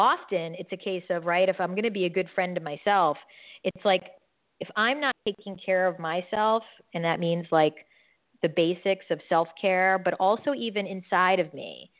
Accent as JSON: {"language": "English", "region": "New York", "country": "United States", "moved": "yes", "said": "I'm from New York"}